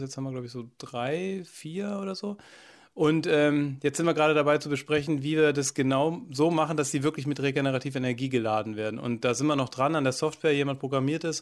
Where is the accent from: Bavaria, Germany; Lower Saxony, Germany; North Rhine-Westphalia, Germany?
Bavaria, Germany; Allgäu; moved away as an adult; now in Sieben Linden, Germany; ins Allgäu, wo ich herkomme